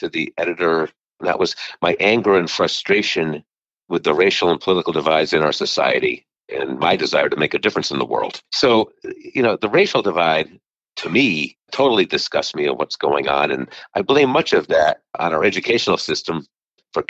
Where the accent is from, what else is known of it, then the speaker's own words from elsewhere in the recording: Meriden, Connecticut, United States; now in Milford, United States; I grew up in Meriden, Connecticut, and I reside in Milford, Connecticut